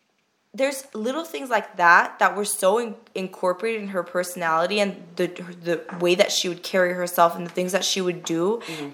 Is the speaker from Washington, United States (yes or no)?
no; Glendale, California, United States; moved away as an adult; now in Yerevan, Armenia; I was born and raised in America and I mainly grew up for the first 20 something years of my life in Glendale